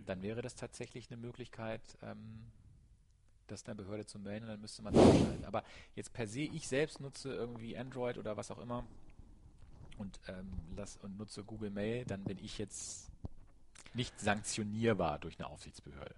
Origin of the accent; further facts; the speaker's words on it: Germany; wir als Deutsche oder auch als Europäer